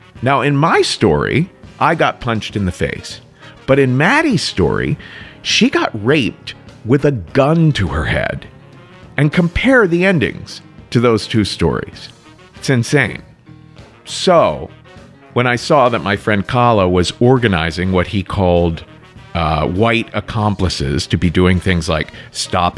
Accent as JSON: {"language": "English", "town": "Cincinnati", "region": "Ohio", "country": "United States", "tie": "born or raised there", "said": "my hometown, Cincinnati"}